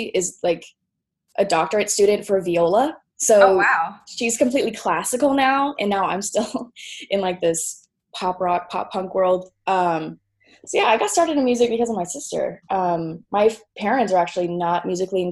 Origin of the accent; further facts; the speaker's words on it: Tulsa, Oklahoma, United States; also born or lived in Norman, Oklahoma; I kind of grew up in this Tulsa music scene